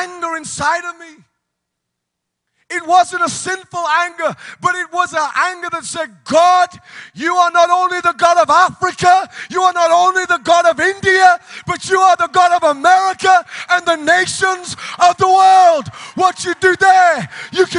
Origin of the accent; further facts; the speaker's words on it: United Kingdom; moved away as an adult; now in United States; But in the United Kingdom, we call it a queue